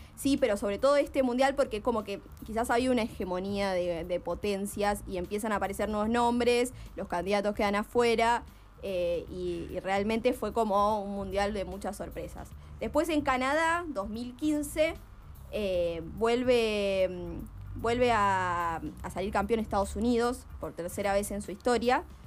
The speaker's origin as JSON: {"language": "Spanish", "country": "Argentina", "said": "como argentinos y argentinas"}